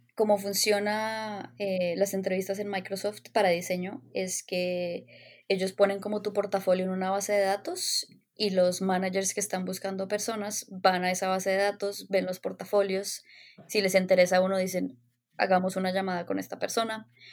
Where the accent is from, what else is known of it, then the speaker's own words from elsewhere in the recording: Bogotá, Colombia; moved away as an adult; also born or lived in Los Angeles, United States; nací y crecí en Bogotá